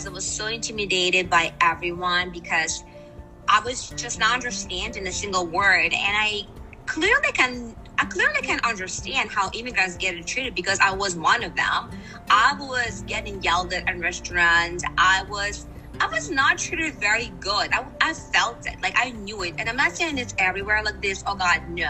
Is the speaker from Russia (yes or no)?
yes; Russia; English is a second language; moved away as an adult; now in United States; I don't want to go back in Russia